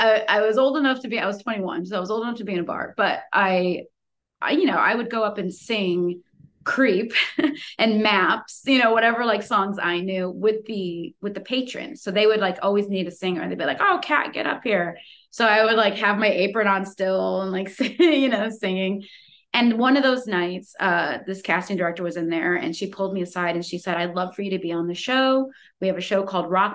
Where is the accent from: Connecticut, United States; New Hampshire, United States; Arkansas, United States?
Connecticut, United States; growing up in Connecticut, you're so close to New York